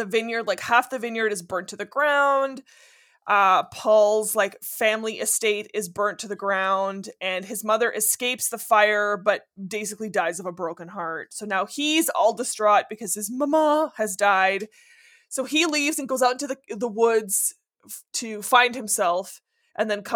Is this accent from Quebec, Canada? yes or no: no; Northern Ontario, Canada; first language French; English is a second language; I am French. French is my first language, and dirty French. Like, I'm from Northern Ontario.